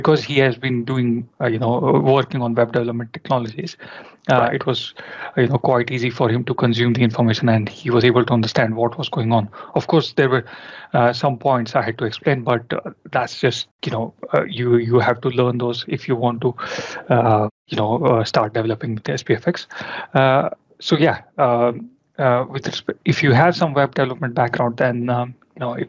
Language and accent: English; India; moved away as an adult; now in London, United Kingdom; I'm basically from India. I was born and brought up there and I started working in India